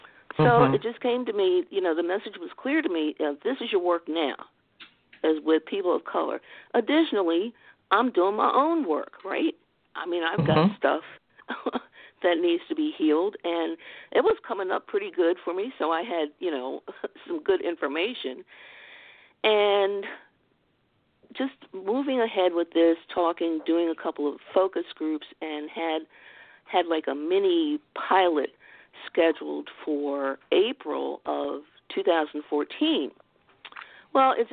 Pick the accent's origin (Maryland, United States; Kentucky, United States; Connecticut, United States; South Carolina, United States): Maryland, United States; Baltimore